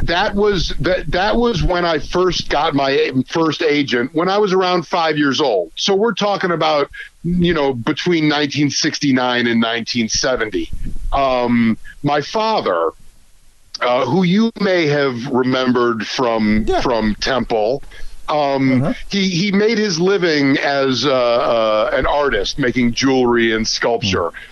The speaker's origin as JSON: {"language": "English", "town": "Chicago", "region": "Illinois", "country": "United States", "said": "I was from Chicago"}